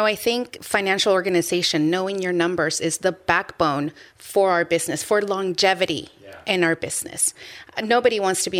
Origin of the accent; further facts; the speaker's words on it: Peru; born there; moved away; Yes. We are from Peru. I was born in Peru.